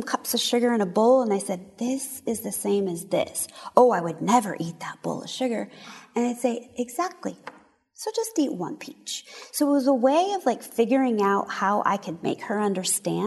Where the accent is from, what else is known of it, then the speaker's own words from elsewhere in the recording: San Diego, California, United States; I actually grew up right here in San Diego.